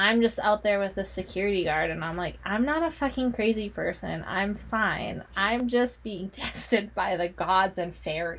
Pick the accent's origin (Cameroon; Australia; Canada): Canada; we're Canadian